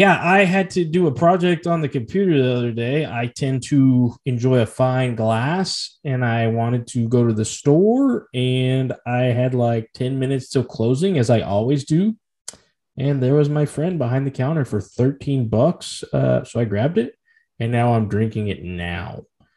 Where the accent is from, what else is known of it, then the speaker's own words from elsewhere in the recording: Kentucky, United States; I am from Kentucky.